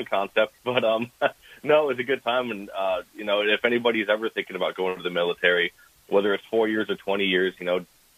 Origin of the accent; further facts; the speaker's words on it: Midwest, United States; now in Florida, United States; growing up in the Midwest.